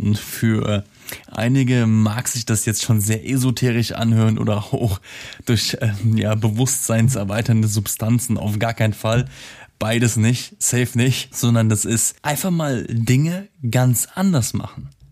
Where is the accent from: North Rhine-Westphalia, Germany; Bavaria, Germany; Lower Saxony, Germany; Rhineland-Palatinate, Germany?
Rhineland-Palatinate, Germany; Simmern; moved away; meiner alten Heimat in Simmern